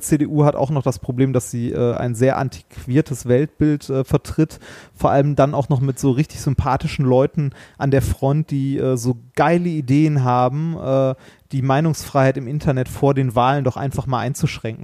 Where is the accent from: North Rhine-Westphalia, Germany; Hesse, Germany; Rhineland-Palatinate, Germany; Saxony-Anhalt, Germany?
North Rhine-Westphalia, Germany; Ruhr area; wir kommen ja beide aus dem Ruhrpott